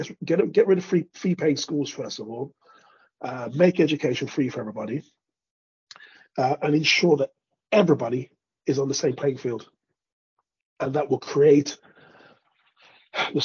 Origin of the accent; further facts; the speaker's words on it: United Kingdom; moved away as an adult; also born or lived in Spain / Greece / Norway / Sweden; now in London, United Kingdom; I was born to Jamaican immigrants here in Britain. I left where I grew up, moved to London. I'm not actually from London